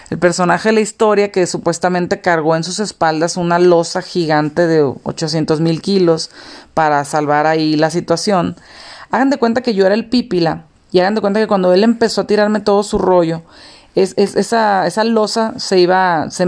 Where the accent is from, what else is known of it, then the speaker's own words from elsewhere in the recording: Mexicali, Baja California, Mexico; now in León, Mexico; Yo soy de Mexicali, ahorita vivo en León. Y en aquel entonces, pues yo de Mexicali vivíamos en, pues es la frontera.